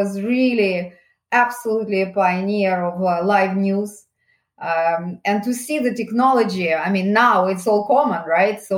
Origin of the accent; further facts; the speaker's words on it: Saint Petersburg, Russia; moved away as an adult; now in United Kingdom; Originally, maybe you can hear my accent. I actually come from Russia. I was born in St. Petersburg and I came to United Kingdom in the early 90s.